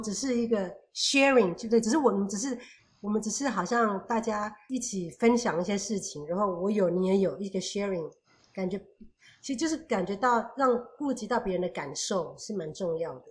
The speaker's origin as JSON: {"language": "Chinese", "country": "Taiwan", "moved": "as an adult", "lives_now": "Canada", "said": "我们台湾，从小我们要互相维持校园的环境，自己要打扫，自己带抹布"}